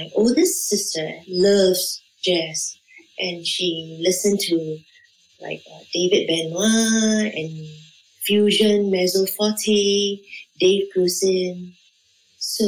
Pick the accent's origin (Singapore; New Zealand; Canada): Singapore; I'm from Singapore.